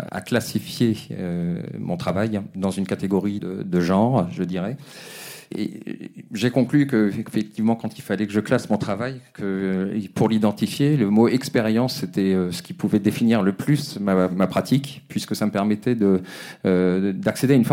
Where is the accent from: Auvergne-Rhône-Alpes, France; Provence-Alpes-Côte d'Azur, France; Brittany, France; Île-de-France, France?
Brittany, France; also born or lived in Africa; now in Paris, France; de Bretagne. je suis né en Afrique et je vis à Paris depuis une vingtaine d'années, 25 ans.